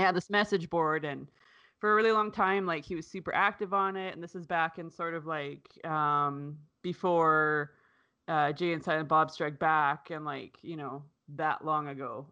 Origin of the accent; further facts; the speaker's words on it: Canada; I'm Canadian